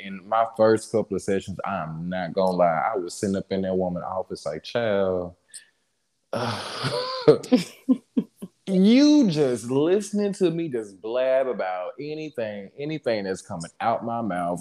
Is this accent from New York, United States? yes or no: no; Jackson, Mississippi, United States; moved away as an adult; now in Dallas, United States; I grew up in Jackson